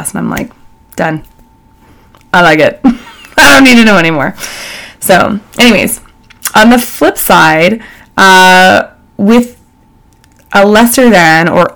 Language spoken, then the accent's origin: English; Calgary, Alberta, Canada; So being born and raised in Calgary by all rights in a privileged family